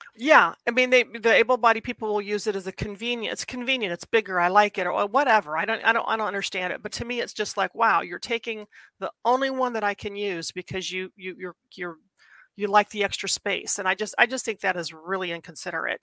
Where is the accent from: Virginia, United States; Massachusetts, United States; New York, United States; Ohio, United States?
Ohio, United States; I grew up in Ohio.